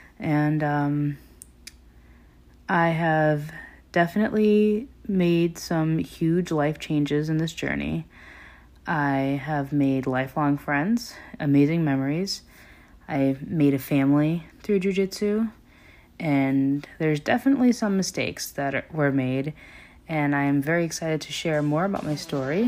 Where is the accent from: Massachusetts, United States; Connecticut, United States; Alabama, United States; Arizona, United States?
Connecticut, United States; now in Florida, United States; I came down to Florida, where I now live. I was from Connecticut, and I met my now fiance and father of my daughter while training at a gym down here.